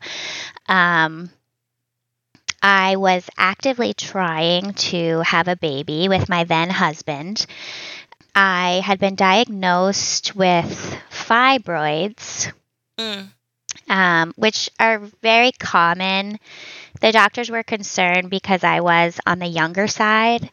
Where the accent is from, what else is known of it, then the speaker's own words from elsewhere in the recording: just outside of Boston, Massachusetts, United States; moved away as an adult; also born or lived in Virginia / Seattle / Hawaii; now in Vermont, United States; I grew up in Massachusetts, just outside of Boston.